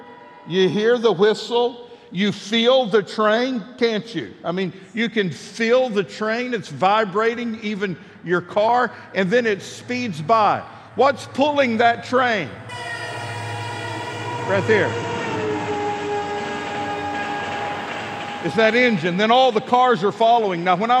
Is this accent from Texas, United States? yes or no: yes; Midland, Texas, United States; moved away as an adult; now in Fort Smith, United States; I grew up in Midland, Texas